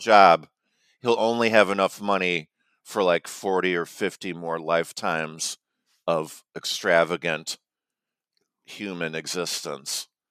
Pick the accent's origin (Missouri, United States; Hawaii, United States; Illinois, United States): Illinois, United States; Chicago; now in North Carolina, United States; growing up in Chicago